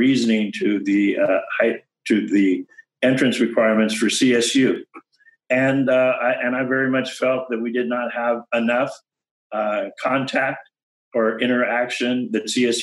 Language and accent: English; California, United States; also born or lived in Panama; growing up in California, starting in kindergarten here in California